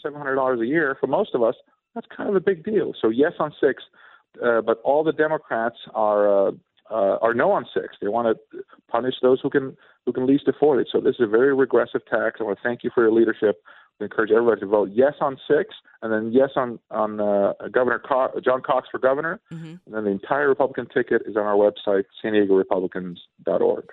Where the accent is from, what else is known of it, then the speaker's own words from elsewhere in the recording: Sweden; now in United States; I was born and raised in Sweden